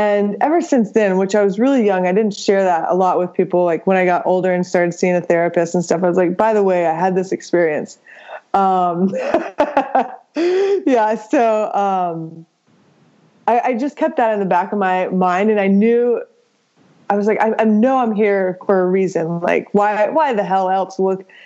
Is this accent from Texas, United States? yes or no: yes; New Braunfels, Texas, United States; also born or lived in Atlanta; born and raised in Texas, spent a little time in Atlanta, which I barely remember, then moved back to Texas